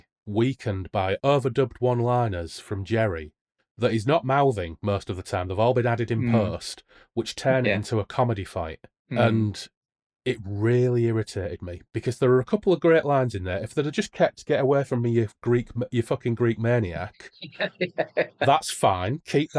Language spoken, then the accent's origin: English; Hull, Yorkshire and the Humber, United Kingdom; I'm from Hull.